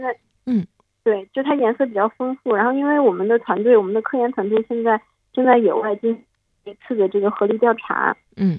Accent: Altay, Xinjiang, China; born or raised there

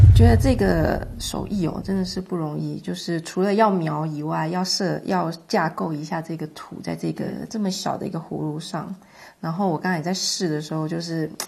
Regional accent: Taiwan; 我是来自台湾的

